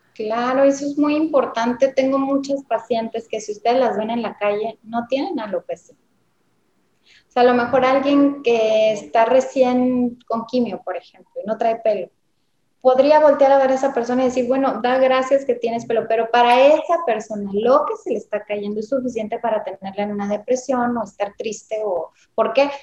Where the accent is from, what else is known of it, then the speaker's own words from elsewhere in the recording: Mexico; also born or lived in Tijuana, Baja California; soy dermatóloga, soy mexicana, yo vivo en Tijuana